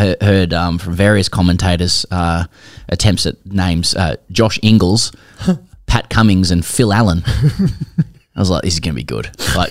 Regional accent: Australia; as an Aussie

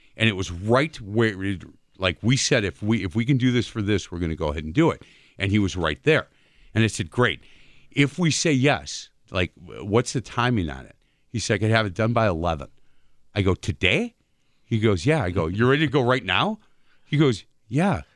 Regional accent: Milwaukee, Wisconsin, United States; I grew up on East Side of Milwaukee

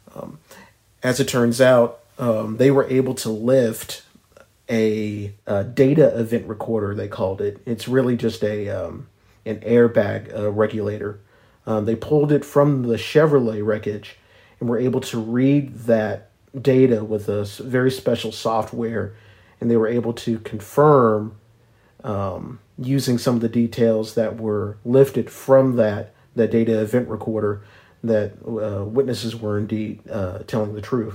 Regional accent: Ardmore, Oklahoma, United States; Ardmore, my hometown in the west

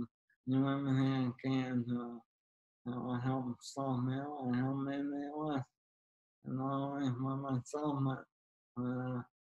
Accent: West Wyoming, Pennsylvania, United States; I'm now in a wheelchair, and I'm from West Wyoming.

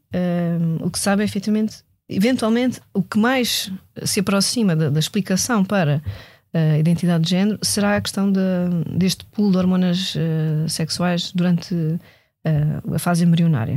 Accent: Portugal; sendo eu portuguesa, europeia, nascida neste, neste século

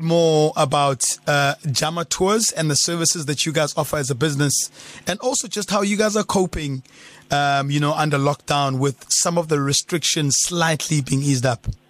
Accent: Eastern Cape, South Africa; I'm from the Eastern Cape

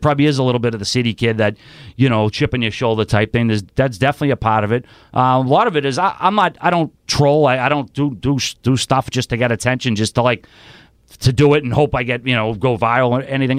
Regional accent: Boston, Massachusetts, United States; I'm originally from Charlestown. I do live in South Boston now

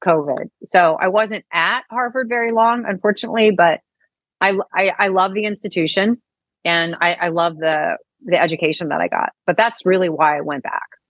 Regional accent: St. Louis, Missouri, United States; moved away; also born or lived in Dallas; I grew up in St. Louis

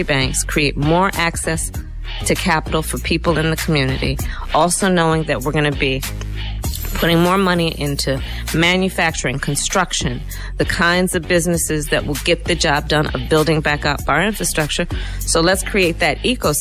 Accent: Oakland, California, United States; I was born in Oakland, California.

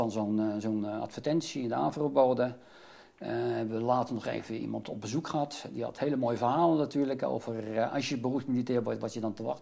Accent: The Hague, South Holland, Netherlands; Ik ben geboren getogen in Den Haag, opgegroeid in de Schilderswijk.

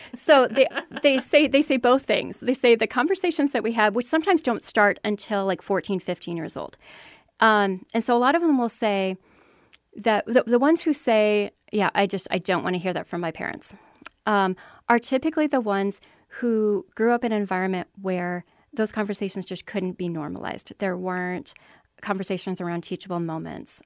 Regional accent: Iowa, United States; born and raised in Iowa

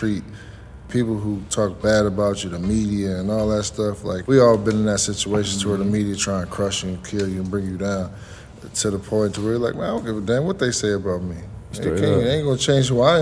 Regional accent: New Jersey, United States; I'm from Jersey, so Jersey, Philly, New York, we all in that tri-state

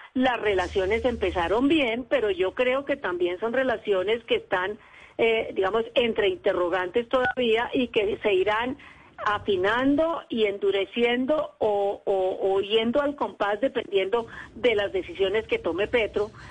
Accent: Colombia

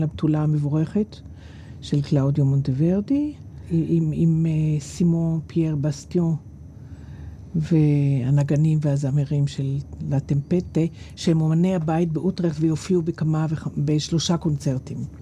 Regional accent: Israel; אני מישראל

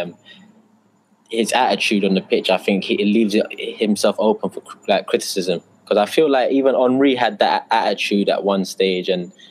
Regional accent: London, United Kingdom; born in London, Turkish background, Turkish Cypriot background, and a little bit of Irish

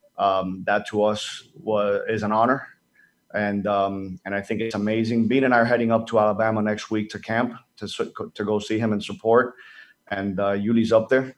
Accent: Dominican Republic; moved away; being Dominican, I grew up in the Dominican Republic

